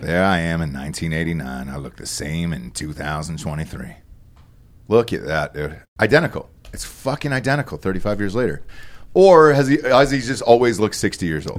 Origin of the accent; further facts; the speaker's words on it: Georgia, United States; I grew up in Georgia